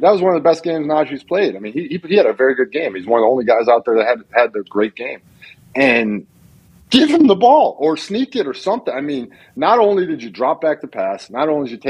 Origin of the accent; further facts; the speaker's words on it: Texas, United States; I mean, I'm obviously a Texan. I'm being honored by the Texans.